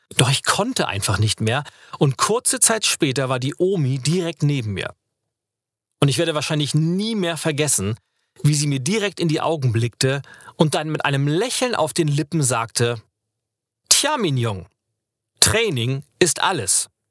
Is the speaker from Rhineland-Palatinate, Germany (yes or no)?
no; Lübeck, Schleswig-Holstein, Germany; moved away; in meiner Heimatstadt Lübeck